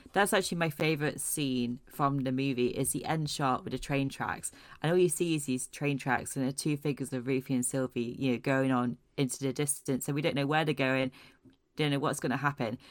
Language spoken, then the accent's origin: English; Aberdeen, Scotland, United Kingdom; I was born and bred in Scotland